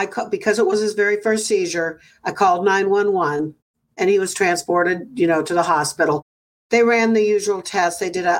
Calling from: Livermore, California, United States; From Livermore, California.

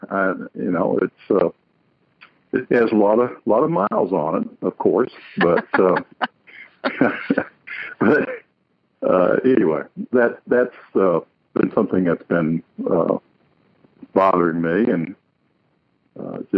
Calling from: Montgomery, Alabama, United States; Well, I'm calling from Alabama.

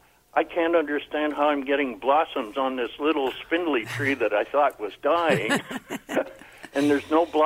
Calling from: Coburg, Victoria, Australia; I'm calling from Coburg.

